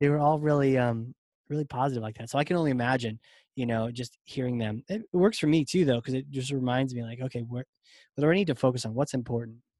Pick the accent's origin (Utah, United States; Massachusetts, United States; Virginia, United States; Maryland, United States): Virginia, United States; accent: Southern; I'm from Virginia